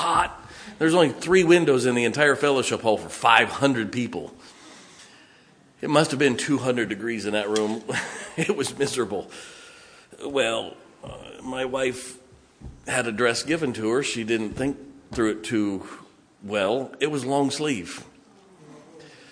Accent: Ohio, United States; moved away as an adult; also born or lived in California / South Carolina / Indiana; now in West Virginia, United States; I never thought I would live in West Virginia. I grew up in Ohio

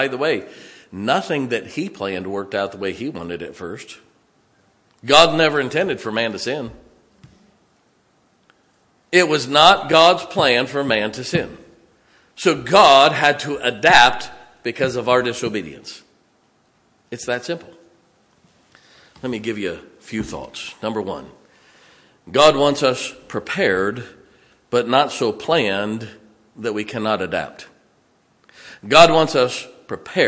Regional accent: Ohio, United States; moved away as an adult; also born or lived in California / South Carolina / Indiana; now in West Virginia, United States; I never thought I would live in West Virginia. I grew up in Ohio

